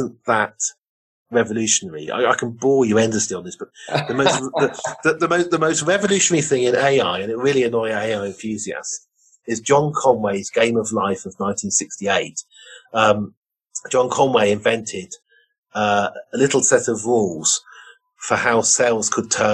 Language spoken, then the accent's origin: English; Oxford, South East England, United Kingdom; I grew up in Oxford.